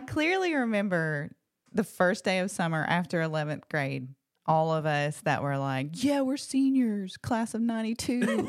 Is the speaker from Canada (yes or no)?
no; Locust Fork, Alabama, United States; I grew up in Blunt County